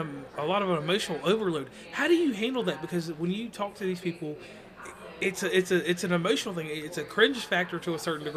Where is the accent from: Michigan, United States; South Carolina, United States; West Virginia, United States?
West Virginia, United States; moved away; I'm from West Virginia, but I lived in Virginia.